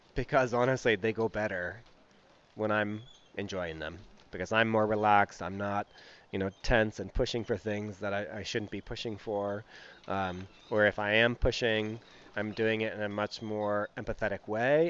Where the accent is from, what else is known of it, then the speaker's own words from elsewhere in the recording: West Coast, United States; moved away as an adult; growing up on the West Coast